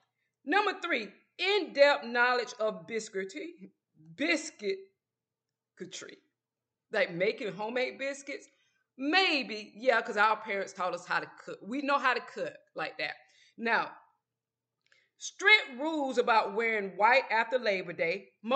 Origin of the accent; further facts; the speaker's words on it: small town in Georgia, United States; accent: Southern; moved away; growing up in the South, and I'm 48 to see that, and I'm from a small town in Georgia